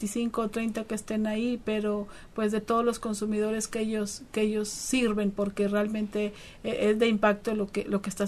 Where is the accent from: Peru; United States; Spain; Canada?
United States; born there; soy originaria de México, pero nacida en los Estados Unidos, así es que aquí en la frontera vivo lo, mejor de los dos mundos.